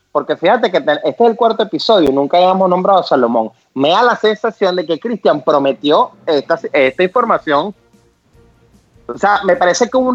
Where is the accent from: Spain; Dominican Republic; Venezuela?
Venezuela; también ser venezolano e hice para Perú, para Colombia, para Panamá y decirte, soy venezolano, regálame real